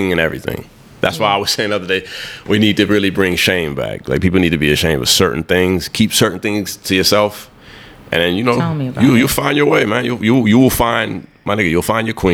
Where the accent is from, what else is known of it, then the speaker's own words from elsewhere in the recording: Haiti; I'm from Haiti